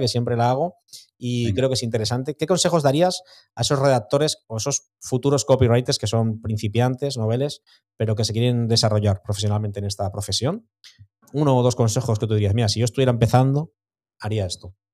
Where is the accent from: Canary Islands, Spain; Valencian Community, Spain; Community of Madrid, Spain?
Valencian Community, Spain; Santa Pola; yo soy de Santa Pola